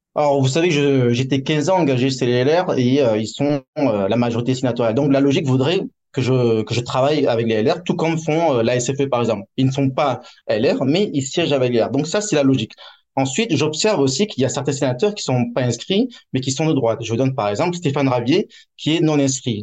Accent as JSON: {"language": "French", "country": "France", "moved": "yes", "lives_now": "Hong Kong", "said": "En tant que Français étranger"}